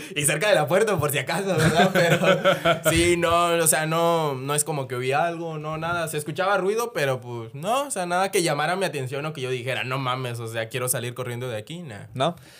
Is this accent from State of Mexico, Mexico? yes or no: no; Chiapas, Mexico; yo soy de Chiapas